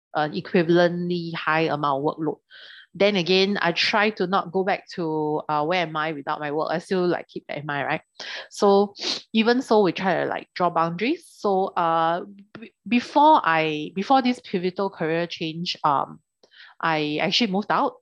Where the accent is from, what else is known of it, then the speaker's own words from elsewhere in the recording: Singapore; we come from Singapore